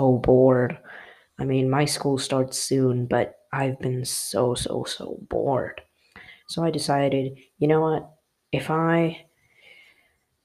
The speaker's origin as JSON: {"language": "English", "country": "United States", "said": "you may hear my accent. I am American"}